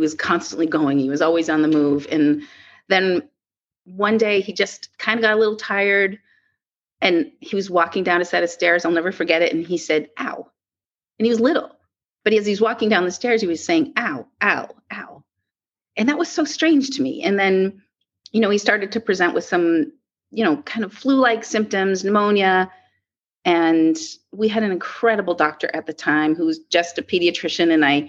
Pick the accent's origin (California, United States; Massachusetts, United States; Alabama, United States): Massachusetts, United States; Boston; also born or lived in New York; when I grew up here in the Boston area